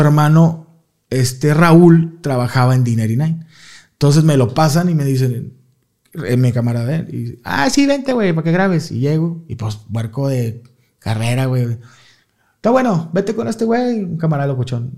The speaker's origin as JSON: {"language": "Spanish", "town": "Guadalupe", "region": "Nuevo León", "country": "Mexico", "tie": "born or raised there", "said": "Yo soy allá de la Lindavista, en Guadalupe"}